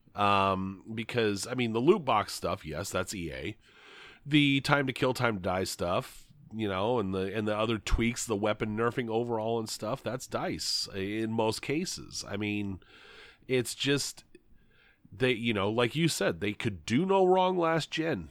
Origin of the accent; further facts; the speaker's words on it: Grand Island, Nebraska, United States; there's a ton of fast food in my hometown